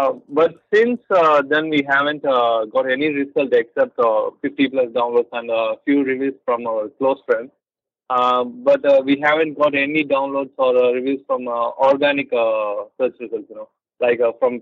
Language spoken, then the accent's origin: English; India; I'm from India